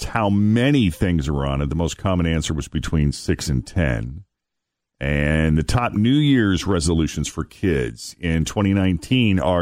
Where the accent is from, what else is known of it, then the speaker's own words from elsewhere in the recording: Northeast, United States; I grew up in the Northeast, in a Northeastern coastal city, where there's quite a bit of diversity